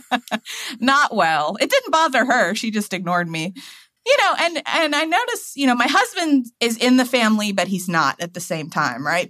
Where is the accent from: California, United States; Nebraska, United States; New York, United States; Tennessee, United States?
Tennessee, United States; now in Washington, D.C., United States; I'm from Tennessee, you know, my hometown